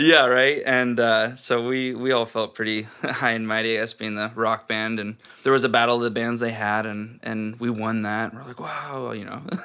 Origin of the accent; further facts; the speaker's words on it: Snohomish, Washington, United States; also born or lived in Seattle; I was born here in Seattle and grew up in Snohomish, which is like a big small town, 30 minutes, 40 minutes north of Seattle.